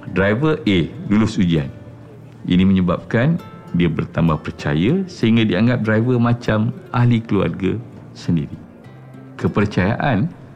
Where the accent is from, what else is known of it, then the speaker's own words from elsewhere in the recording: Sungai Besar, Selangor, Malaysia; accent: Javanese idiom; Saya lahir dekat Sungai Besar.